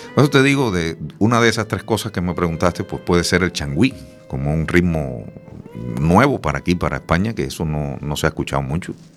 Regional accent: Camagüey, Cuba; moved away as an adult; now in A Coruña, Spain; allá en Cuba, eh, es el sitio donde nací, en Camagüey

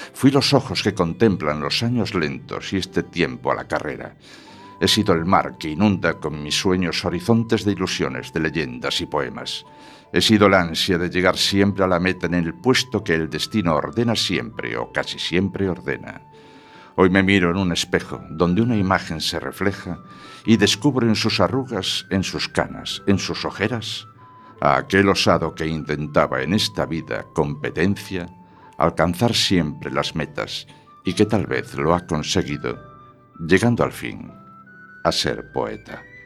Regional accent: Ferrol, Galicia, Spain; Ferrol es mi ciudad natal

